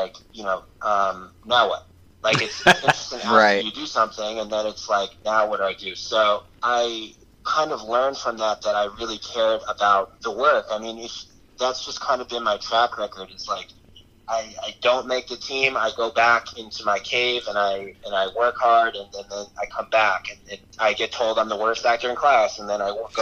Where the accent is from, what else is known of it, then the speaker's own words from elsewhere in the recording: Albany, New York, United States; moved away as an adult; also born or lived in Los Angeles; I'm from Albany area